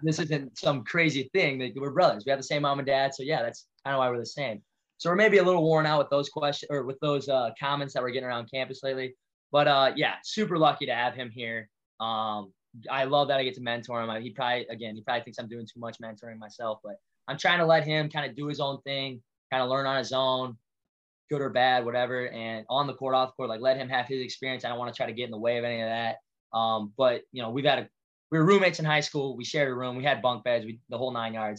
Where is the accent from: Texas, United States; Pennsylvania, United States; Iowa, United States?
Iowa, United States; Walker; I grew up Walker, Iowa. Parents still live there. Uh, small town kid at heart